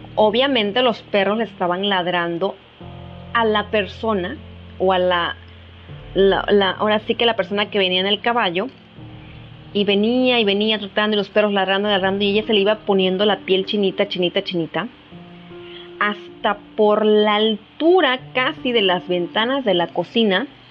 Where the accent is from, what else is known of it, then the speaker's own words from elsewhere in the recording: Mexico; como mexicanos tengamos esta cultura